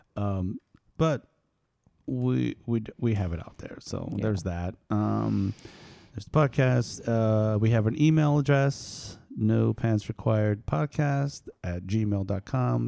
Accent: New York, United States; also born or lived in East Coast / California; now in Central Coast, California, United States; I am from New York, but now I live in California

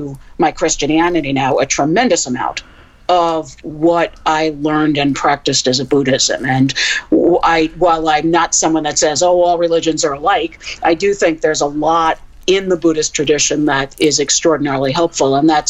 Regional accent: New York City, New York, United States; I grew up in New York City in the 60s.

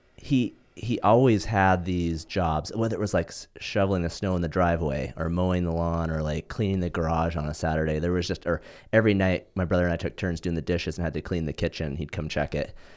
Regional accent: Montana, United States; now in Southern California, United States; the stuff I grew up in Montana doing, nobody does that in California.

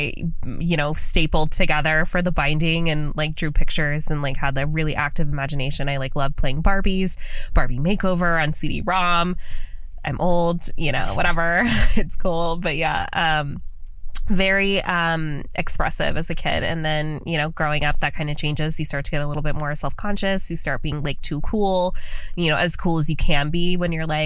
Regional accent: Las Vegas, Nevada, United States; born and raised in Las Vegas.

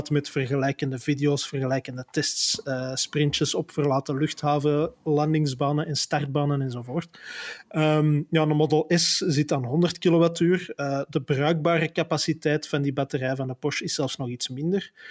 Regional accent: Flanders, Belgium; Je kunt zelfs bij ons in Vlaanderen, waar de maximumsnelheid 70 per uur is

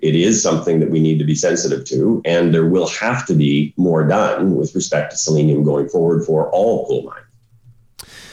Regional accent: Saskatchewan, Canada; I grew up in Saskatchewan.

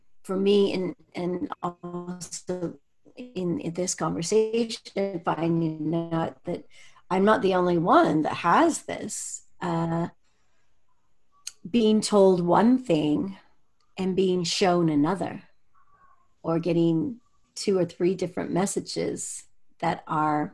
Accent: United States; moved away as an adult; also born or lived in Europe; I grew up in the United States

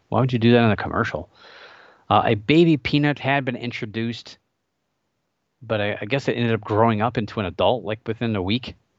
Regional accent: Northeast Ohio, United States; I grew up in Northeast Ohio, still live here

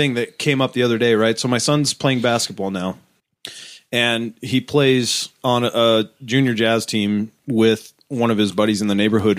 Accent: Massachusetts, United States; moved away; Because I'm from Massachusetts.

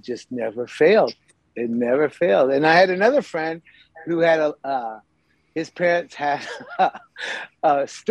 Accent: Riverside, California, United States; I grew up in Riverside, California

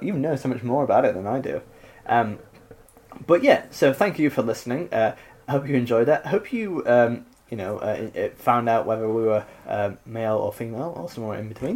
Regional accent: Richmond, Yorkshire and the Humber, United Kingdom; is my hometown, Richmond, in up north, in Richmondshire Cricket Club.

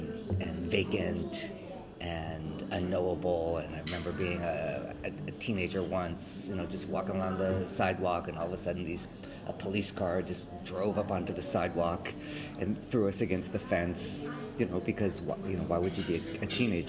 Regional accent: Los Angeles, California, United States; born there; now in New York, United States; Yeah, I was born on Sunset Boulevard

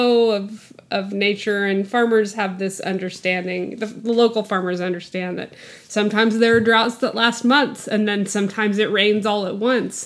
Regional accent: West Texas, United States; the environment that I grew up in West Texas

